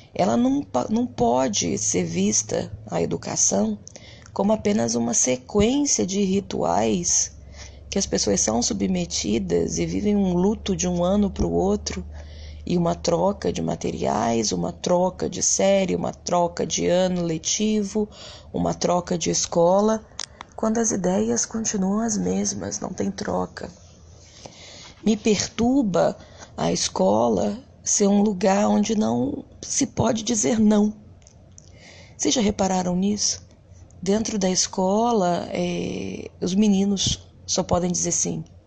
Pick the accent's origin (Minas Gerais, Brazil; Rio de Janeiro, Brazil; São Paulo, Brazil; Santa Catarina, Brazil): Rio de Janeiro, Brazil; Eu venho de um bairro bastante humilde no Rio de Janeiro chamado Bangu. E eu costumo sempre dizer para as pessoas a minha origem